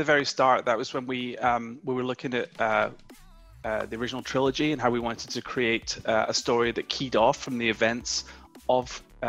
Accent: United Kingdom; now in United States; I came over from the UK. You can probably tell that I'm not a Californian native. I came over almost 10 years ago

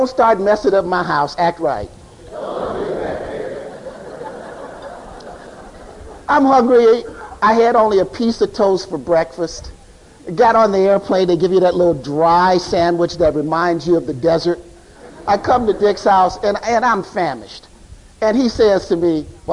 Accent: Chicago, Illinois, United States; I grew up in Chicago

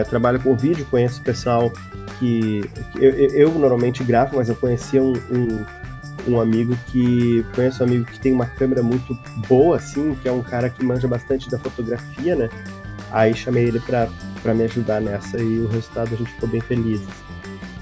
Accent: Novo Hamburgo, Rio Grande do Sul, Brazil; sou de Novo Hamburgo, Rio Grande do Sul

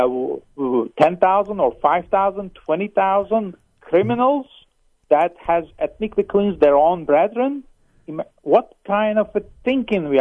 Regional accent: Turkey; now in Palm Springs, United States; I come from a Turkish origin

